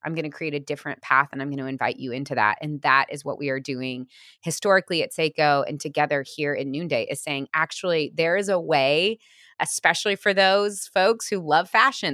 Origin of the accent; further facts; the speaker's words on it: Missouri, United States; now in Portland, United States; I grew up in Missouri